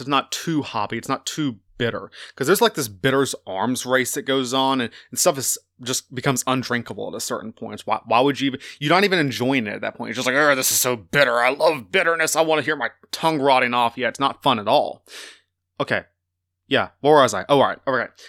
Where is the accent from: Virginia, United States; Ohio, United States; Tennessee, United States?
Virginia, United States; Southern; moved away; I grew up in the South. I was a Southern boy.